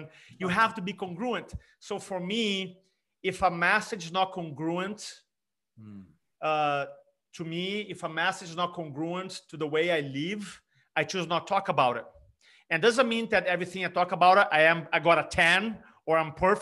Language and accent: English; Brazil; English is a second language; moved away as an adult; also born or lived in California; now in South Carolina, United States; English being my third language. I grew up in Brazil. I was 25 when I moved to America.